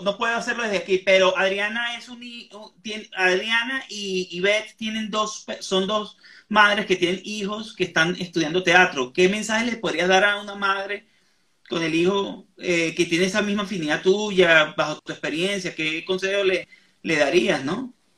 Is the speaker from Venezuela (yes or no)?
yes; Venezuela; moved away; Yo que estoy en el exterior, soy venezolano